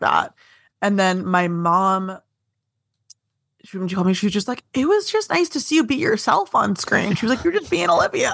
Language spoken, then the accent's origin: English; Vaughan, Ontario, Canada; I'm from, uh, Vaughan.